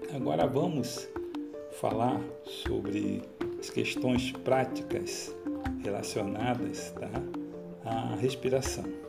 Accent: Rio de Janeiro, Brazil; como bom carioca

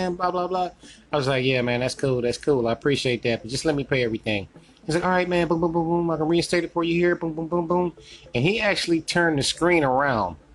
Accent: North Carolina, United States; I'm from North Carolina

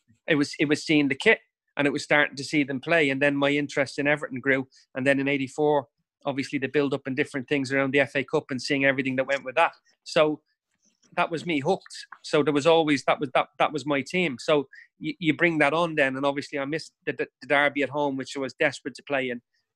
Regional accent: Dublin, Leinster, Ireland; And that was growing up in Dublin.

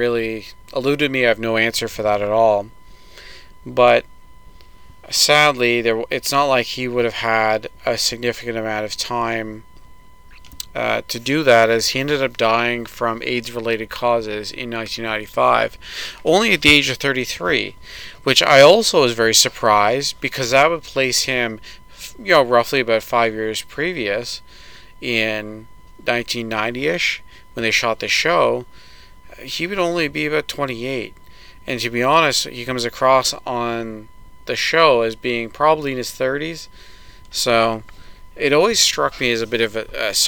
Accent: Canada; As a Canadian

